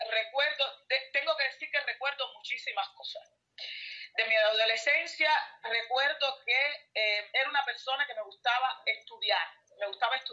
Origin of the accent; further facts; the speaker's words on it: Colón, Matanzas, Cuba; moved away as an adult; also born or lived in Italy / India; now in Switzerland; yo soy de la provincia de Matanza, del municipio de Colón.